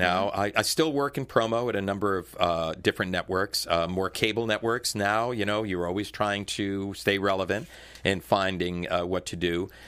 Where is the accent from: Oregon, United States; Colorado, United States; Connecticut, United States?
Connecticut, United States; moved away as an adult; also born or lived in Washington, D.C.; being an Italian kid growing up in Connecticut